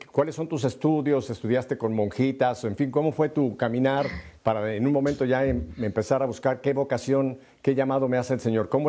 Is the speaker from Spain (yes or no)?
yes; Spain; creo que vosotros lo, sabéis porque los dos yo soy españoles.